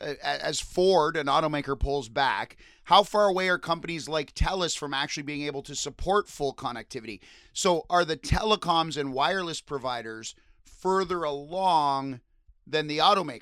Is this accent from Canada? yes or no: yes; Windsor, Ontario, Canada; I come from Windsor, where we have thousands of nurses who work in the States